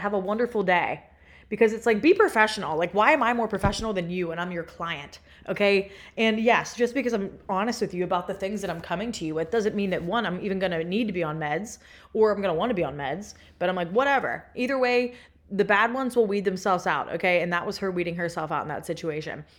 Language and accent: English; Pennsylvania, United States; moved away as an adult; now in Austin, United States; I am from Pennsylvania